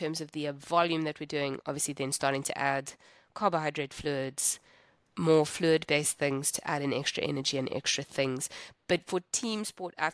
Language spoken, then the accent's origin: English; South Africa; I'm from South Africa